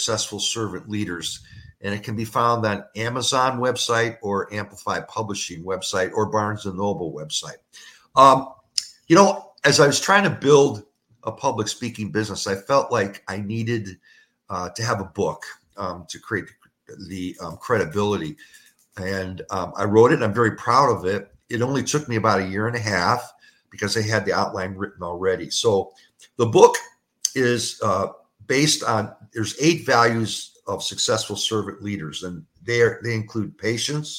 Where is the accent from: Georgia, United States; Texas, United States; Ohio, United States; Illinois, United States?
Ohio, United States; Cleveland; also born or lived in Toledo / Kansas City / Louisville / rural Missouri; now in Southwest Florida, United States; My hometown is Cleveland